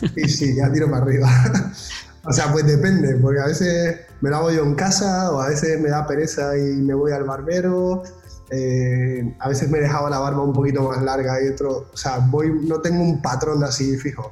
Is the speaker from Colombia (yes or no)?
no; Las Palmas de Gran Canaria, Canary Islands, Spain; moved away as an adult; me pillas en Las Palmas ahora, en mi tierra